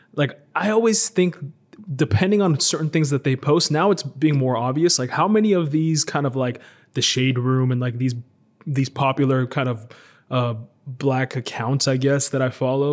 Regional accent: United States; moved away as an adult; now in Israel; I grew up in America, and then I recently moved to uh, to Israel

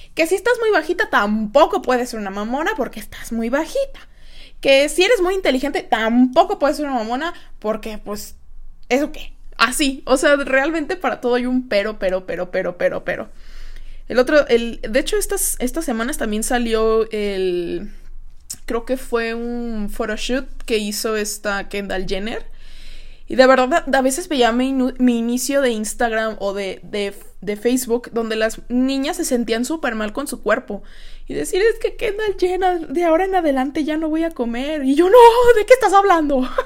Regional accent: Guadalajara, Jalisco, Mexico; yo soy de aquí de Guadalajara

